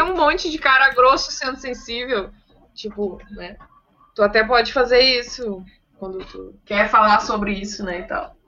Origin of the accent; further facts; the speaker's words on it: Viamão, Rio Grande do Sul, Brazil; eu sendo de Viamão, sendo de Viamão